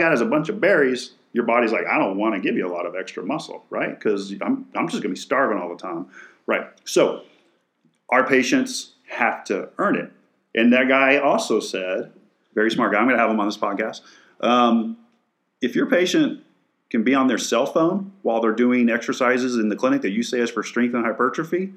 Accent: West Texas, United States; now in San Antonio, United States; I'm from West Texas

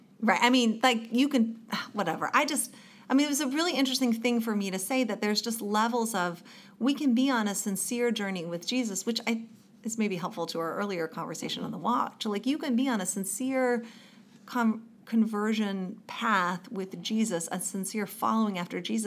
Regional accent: the South, United States; a typical white girl growing up in the South

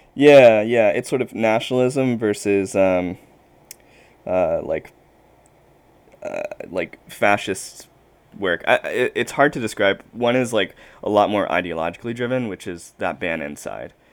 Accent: South Carolina, United States; I'm from South Carolina

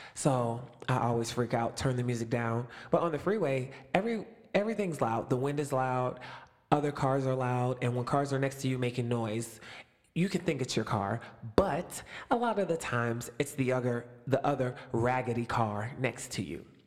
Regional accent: Youngstown, Ohio, United States; also born or lived in Springboro, Ohio; I'm in Springboro, Ohio, which is almost four hours away from my hometown, Youngstown

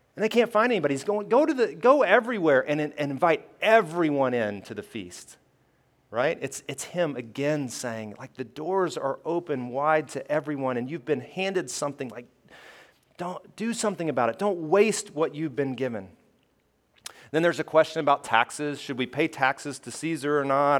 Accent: Alabama, United States; I grew up in Alabama

